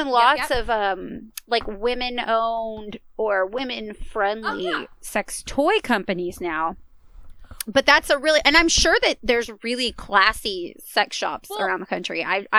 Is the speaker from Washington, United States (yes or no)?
no; Virginia, United States; moved away; also born or lived in Germany; I grew up in Virginia, or at least I, like, mm-hmm. came of age in Virginia, if you will, like, high school.